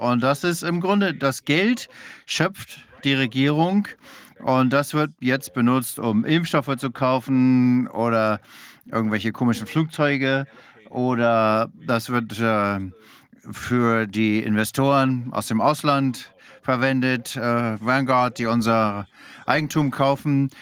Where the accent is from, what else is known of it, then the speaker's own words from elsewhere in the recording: Denmark; German is a second language; Ich bin Däne